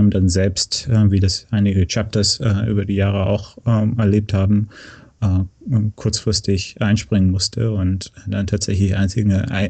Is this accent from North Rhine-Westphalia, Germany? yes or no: yes; North Rhine-Westphalia, Germany; moved away as an adult; also born or lived in Berlin / San Francisco; now in United States; Ja, ich bin in, äh, in Nordrhein-Westfalen äh, aufgewachsen, in der Nähe von Köln im Oberbergischen Land.